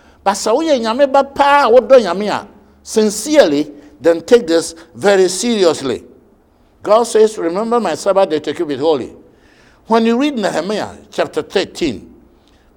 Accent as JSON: {"language": "English", "country": "Ghana"}